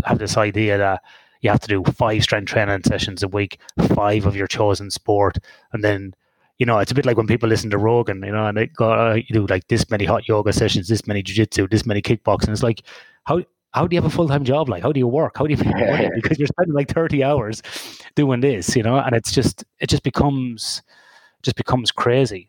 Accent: Ireland; in a recreational sports centre in Ireland, in my hometown.

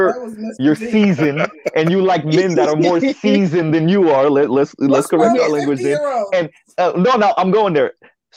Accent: Miami, Florida, United States; I am Haitian from Miami

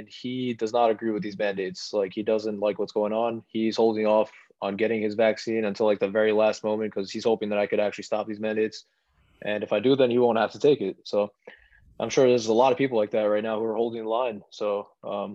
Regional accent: New York City, New York, United States; I'm from New York City

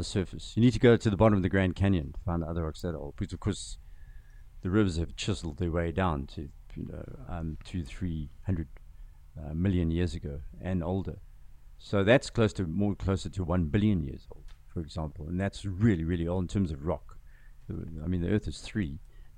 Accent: KwaZulu-Natal, South Africa; first language Zulu; English is a second language; also born or lived in Zimbabwe / Boston / San Francisco / Palo Alto; You know, I grew up on a farm in KZN. I grew up speaking Zulu first, my first language.

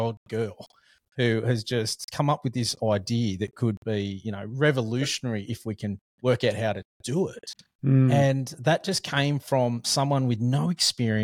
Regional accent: Sydney, New South Wales, Australia; I'm from Sydney

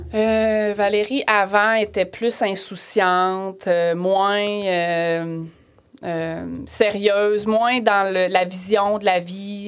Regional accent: Plessisville, Quebec, Canada; moved away as an adult; also born or lived in Western Canada / Australia; je suis, euh, je suis née à Plessisville, je fais mes études

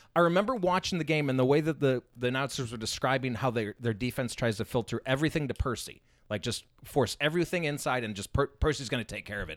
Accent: Chicago, Illinois, United States; where I grew up in Chicago, our high school coaches had ties to Northwestern

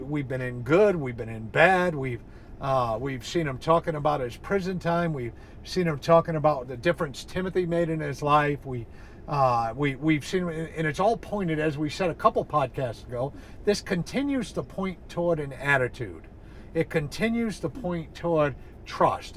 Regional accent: New England, United States; I'm from New England

